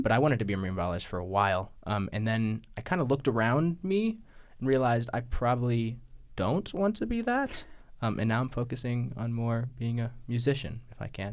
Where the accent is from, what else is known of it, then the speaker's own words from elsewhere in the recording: New Mexico, United States; now in Chicago, United States; I'm from New Mexico, currently living in Chicago.